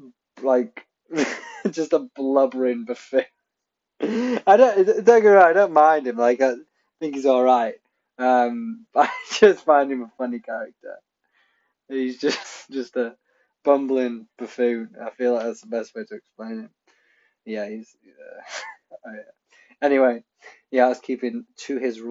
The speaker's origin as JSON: {"language": "English", "town": "Pontypridd", "region": "Wales", "country": "United Kingdom", "tie": "born or raised there", "said": "I'm Welsh. My family is from Wales. I was born in Pontypridd"}